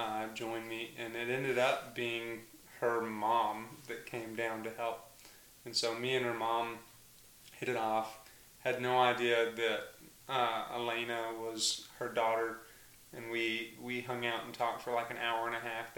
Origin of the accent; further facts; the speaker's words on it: Mountain View, Arkansas, United States; I grew up in Mountain View, Arkansas.